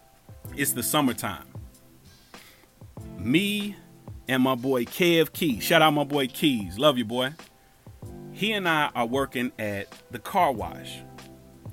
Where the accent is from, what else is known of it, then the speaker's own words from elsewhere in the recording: Cincinnati, Ohio, United States; moved away as an adult; I'm from Cincinnati